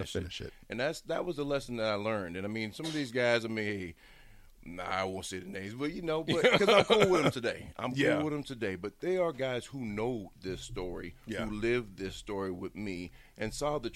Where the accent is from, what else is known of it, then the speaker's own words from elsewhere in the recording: Bellevue, Nebraska, United States; also born or lived in Lincoln, Nebraska; I grew up in Bellevue since I was in the first grade.